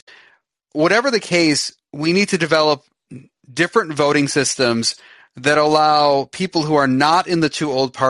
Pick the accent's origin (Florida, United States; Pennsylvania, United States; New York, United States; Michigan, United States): Michigan, United States; I'm from Michigan